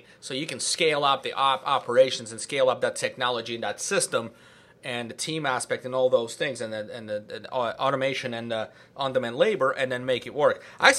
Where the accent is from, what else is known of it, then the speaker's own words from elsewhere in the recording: California, United States; But so I'm from Silicon Valley.